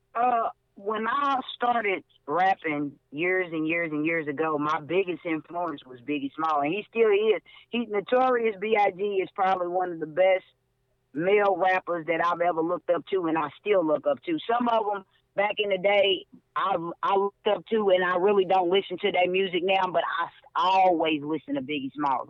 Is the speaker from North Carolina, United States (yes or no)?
no; Louisville, Kentucky, United States; my hometown, Louisville, Kentucky